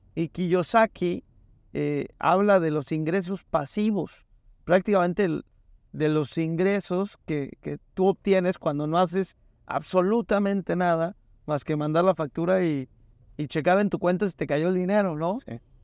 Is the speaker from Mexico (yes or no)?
yes; Mérida, Yucatán, Mexico; yo tengo el gusto de ir mucho a Mérida y soy de Mérida